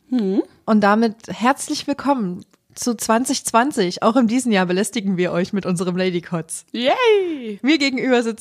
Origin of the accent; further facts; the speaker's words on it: West Germany, Germany; Ich bin nämlich aus dem Westen.